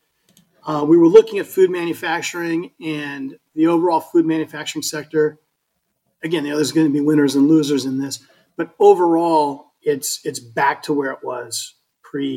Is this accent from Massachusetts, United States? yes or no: no; Colorado, United States; now in Florida, United States; I'm from Colorado